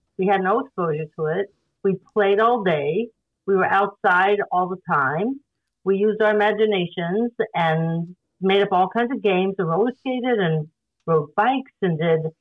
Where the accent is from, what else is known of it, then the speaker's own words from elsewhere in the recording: Denver, Colorado, United States; I grew up in Denver, Colorado